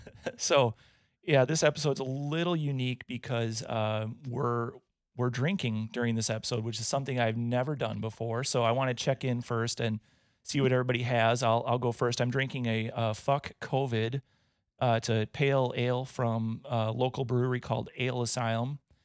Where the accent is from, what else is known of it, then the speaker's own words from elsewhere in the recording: Wisconsin, United States; I'm from Wisconsin